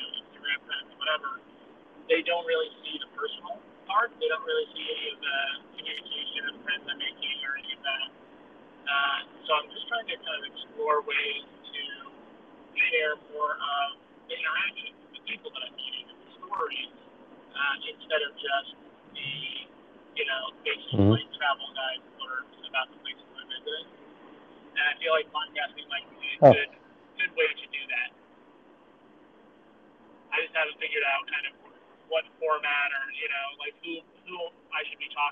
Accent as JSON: {"language": "English", "town": "Reno", "region": "Nevada", "country": "United States", "said": "I am from Reno, Nevada"}